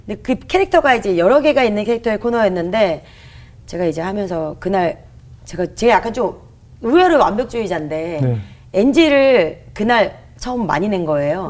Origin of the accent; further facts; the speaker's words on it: Gunsan, North Jeolla, South Korea; now in Seoul, South Korea; 제가 원래 군산 출신이거든요.